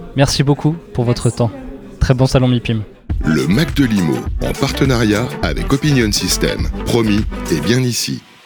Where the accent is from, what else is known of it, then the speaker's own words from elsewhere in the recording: French and Francilien, Île-de-France, France; en tant que Français et Francilien